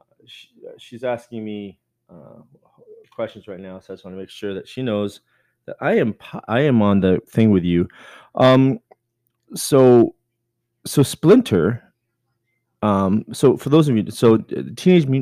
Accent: Canada; I'm Canadian.

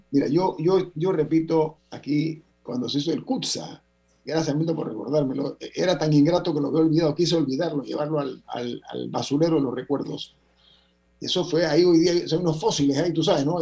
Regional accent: Panama; yo soy panameño

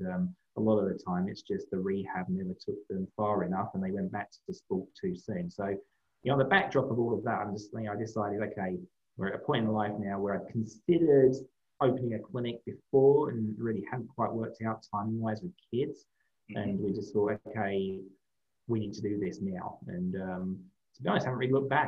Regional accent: London, United Kingdom; moved away as an adult; now in United States; I grew up in London, England. City boy

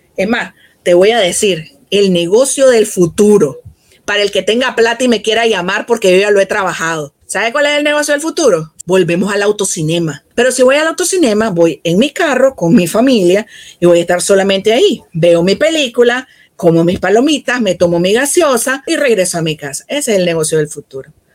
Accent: Nicaragua; En el caso de mi país

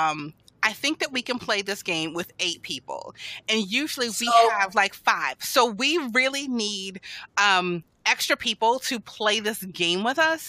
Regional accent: United States; being an American, like a reluctant American for 4 years

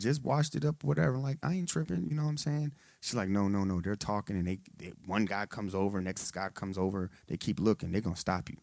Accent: Texas, United States; now in Detroit, United States; I'm in the military. I'm from Texas

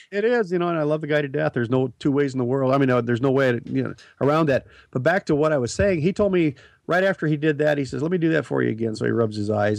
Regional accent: Nebraska, United States; moved away; also born or lived in Portland area; I grew up in Nebraska.

